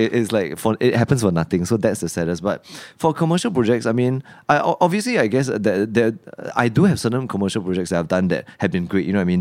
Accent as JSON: {"language": "English", "country": "Singapore", "tie": "born or raised there", "said": "growing up in Singapore"}